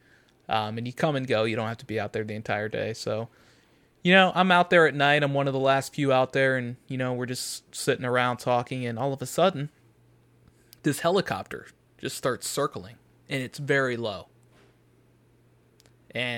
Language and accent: English; the South, United States; now in Chicago, United States; I'm from the South